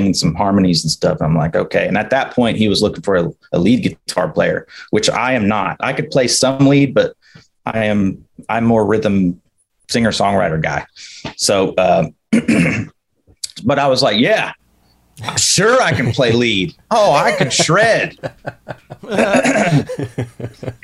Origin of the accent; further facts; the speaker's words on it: the South, United States; moved away; I'm from the South